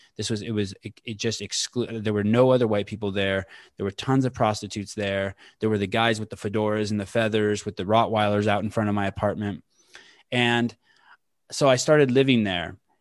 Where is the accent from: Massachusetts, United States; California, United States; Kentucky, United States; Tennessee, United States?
California, United States; El Cerrito; also born or lived in Oakland / Walnut Creek; I was born in Oakland, but I was raised in El Cerrito, California